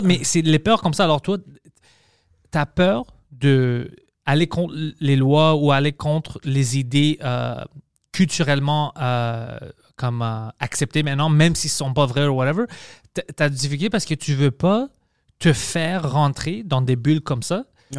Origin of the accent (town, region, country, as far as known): Quebec, Canada